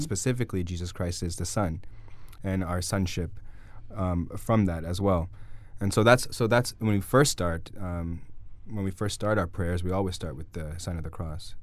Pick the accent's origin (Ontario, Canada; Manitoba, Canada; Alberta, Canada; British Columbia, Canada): Ontario, Canada; Guelph; also born or lived in Toronto; I was born in Guelph